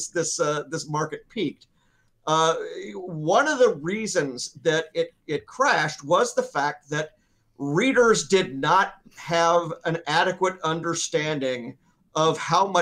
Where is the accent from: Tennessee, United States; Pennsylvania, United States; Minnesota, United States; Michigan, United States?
Tennessee, United States; Memphis; my hometown of Memphis